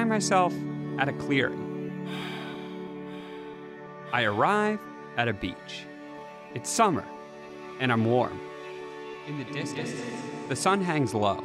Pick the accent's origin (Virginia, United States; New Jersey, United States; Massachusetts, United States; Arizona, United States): Massachusetts, United States; also born or lived in Portland, Oregon; I grew up here in Massachusetts.